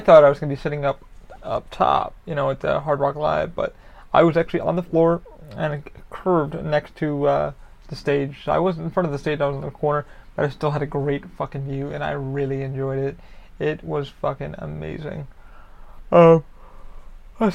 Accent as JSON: {"language": "English", "region": "New York", "country": "United States", "moved": "yes", "lives_now": "Orlando, United States", "said": "Being a New Yorker"}